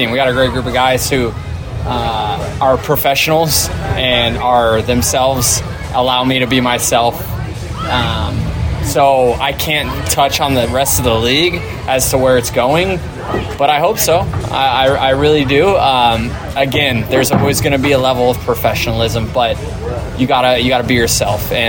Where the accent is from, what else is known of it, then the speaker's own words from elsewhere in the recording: Tampa, Florida, United States; you're in Tampa? Do you not have to worry about that as much? Yeah, I think more uh, just so it's my hometown.